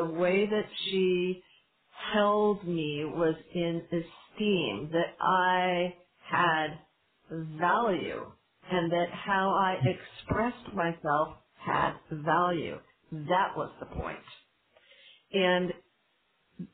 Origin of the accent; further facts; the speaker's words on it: California, United States; also born or lived in Northern Israel; now in Israel; I'm from California